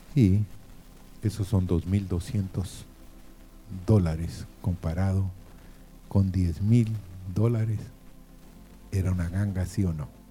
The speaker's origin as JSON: {"language": "Spanish", "country": "Guatemala", "moved": "yes", "said": "soy guatemalteco, pero no vivo en este país. Vivo en otro país"}